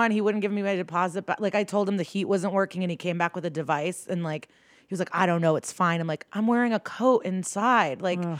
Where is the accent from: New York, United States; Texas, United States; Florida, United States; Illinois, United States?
Illinois, United States; Skokie; moved away; No, I'm from the Chicago suburbs.